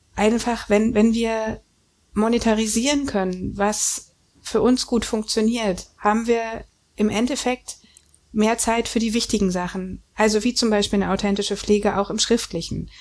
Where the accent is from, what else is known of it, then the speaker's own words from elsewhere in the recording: Germany; Ich bin nun aus der DDR